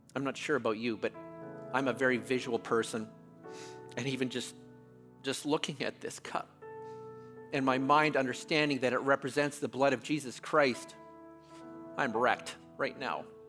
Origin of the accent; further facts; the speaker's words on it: Canada; I'm Canadian.